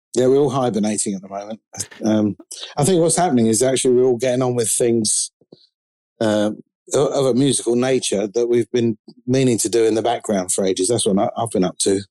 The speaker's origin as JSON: {"language": "English", "region": "London", "country": "United Kingdom", "said": "I'm from London. I'm a drummer"}